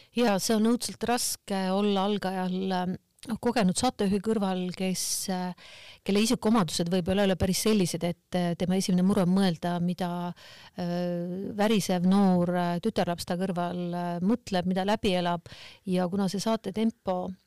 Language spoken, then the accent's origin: Estonian; Kohtla-Järve, Ida-Viru County, Estonia; ma olen pärit Kohtla-Järvelt